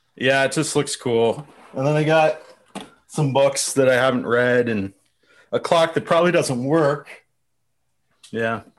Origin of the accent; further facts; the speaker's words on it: London, Ontario, Canada; I grew up in London, Ontario, which is where I'm, where I am here